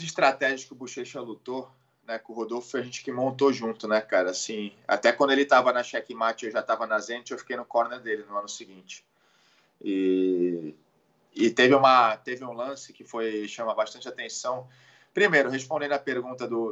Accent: Santos, São Paulo, Brazil; also born or lived in Jupiter, Florida; sou de Santos, nascido em Santos

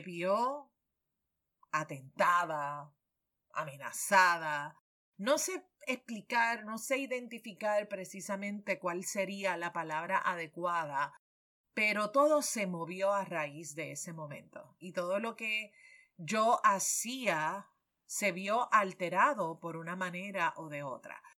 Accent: Puerto Rico

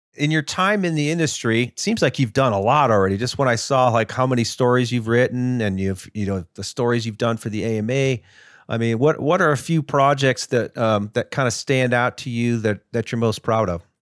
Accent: Ohio, United States; I grew up in Ohio

